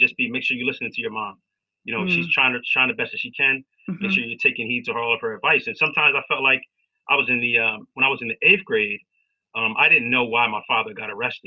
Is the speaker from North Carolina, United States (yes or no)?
no; Wilmington, Delaware, United States; I grew up in Wilmington, Delaware